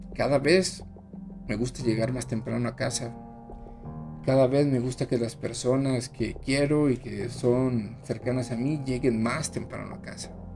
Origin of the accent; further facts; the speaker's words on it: Mexico; así somos los mexicanos